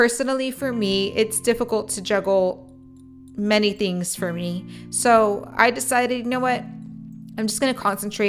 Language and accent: English; Edinburg, Texas, United States; moved away as an adult; also born or lived in McAllen, Texas; now in Corpus Christi, United States; I was raised in Edinburgh, Texas